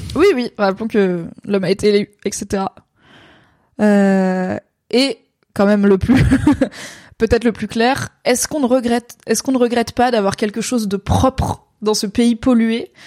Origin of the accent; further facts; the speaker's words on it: France; en tant que Français